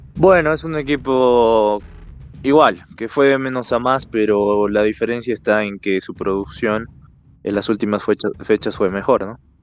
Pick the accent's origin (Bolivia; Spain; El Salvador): Bolivia; como boliviano puedo decirte